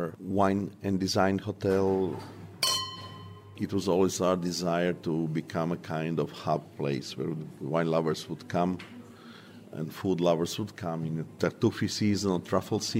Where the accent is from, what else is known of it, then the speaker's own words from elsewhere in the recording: Opatija, Primorje-Gorski Kotar County, Croatia; I was born in Northern Adriatic in Opatija, which is 60 kilometers from here.